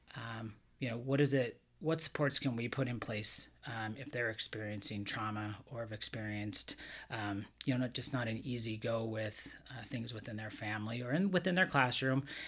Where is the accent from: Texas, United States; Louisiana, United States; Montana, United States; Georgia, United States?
Montana, United States; moved away as an adult; now in California, United States; growing up in Montana, I didn't see much diversity